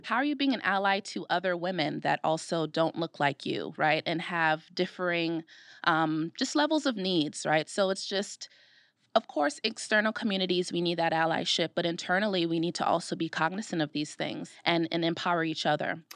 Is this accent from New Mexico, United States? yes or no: no; Brooklyn, New York, United States; moved away as an adult; now in Rochester, United States; I'm from Brooklyn, New York